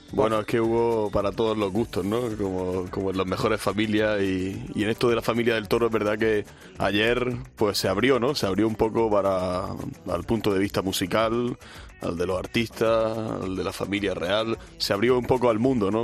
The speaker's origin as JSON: {"language": "Spanish", "area": "Granada", "region": "Andalusia", "country": "Spain", "said": "yo soy de allí de Granada"}